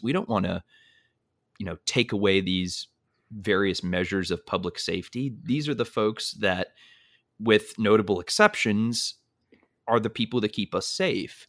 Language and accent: English; North Shore of Massachusetts, United States; I grew up in the Northeast, in the North Shore of Massachusetts